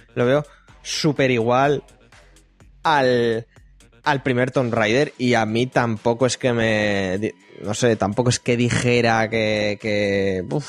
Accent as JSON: {"language": "Spanish", "country": "Spain", "said": "nosotros que somos de España"}